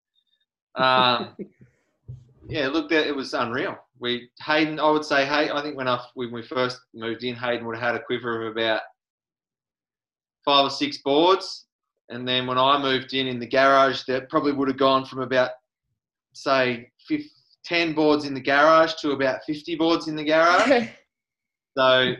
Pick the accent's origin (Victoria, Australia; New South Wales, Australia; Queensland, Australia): Victoria, Australia; Cape Bridgewater; I grew up in Cape Bridgewater, which is in the far west of Victoria.